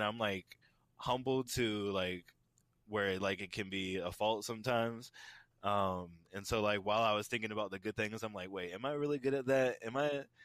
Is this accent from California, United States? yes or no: no; Tampa, Florida, United States; I am born and raised in Tampa, Florida